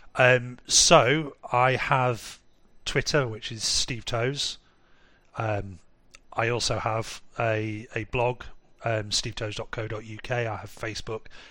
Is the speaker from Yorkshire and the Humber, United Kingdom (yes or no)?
yes; Harrogate, Yorkshire and the Humber, United Kingdom; moved away as an adult; now in Munich, Germany; in my hometown, which is quite a rich town in North Yorkshire called Harrogate